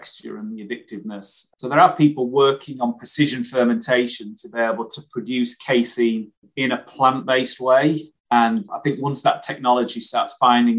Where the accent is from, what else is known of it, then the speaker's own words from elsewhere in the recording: Wakefield, Yorkshire and the Humber, United Kingdom; I grew up in Wakefield in West Yorkshire